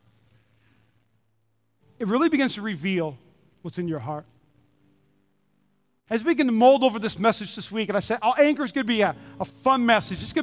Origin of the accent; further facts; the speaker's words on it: North Dakota, United States; now in Nevada, United States; I'm from North Dakota.